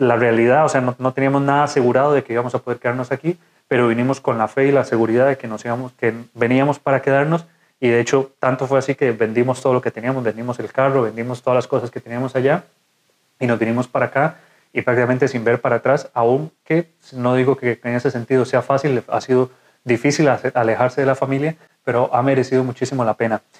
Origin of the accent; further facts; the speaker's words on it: Costa Rica; moved away as an adult; now in Spain; soy médico de Costa Rica, actualmente residente de cuarto año de urología aquí en España